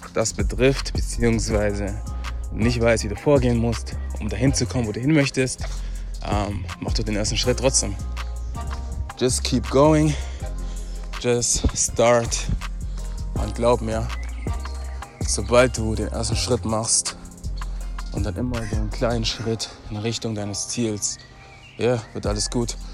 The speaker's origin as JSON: {"language": "German", "town": "Stuttgart", "region": "Baden-Württemberg", "country": "Germany", "moved": "as an adult", "lives_now": "Frankfurt, Germany", "said": "Ich bin jetzt hier in der neuen Stadt, Frankfurt. Ich bin weiterhin Stuttgarter"}